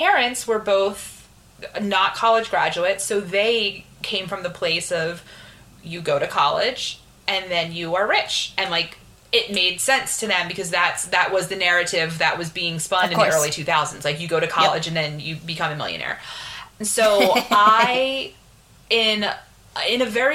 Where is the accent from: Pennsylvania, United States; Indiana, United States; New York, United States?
Pennsylvania, United States; Philadelphia; also born or lived in Pittsburgh; I grew up in Philadelphia.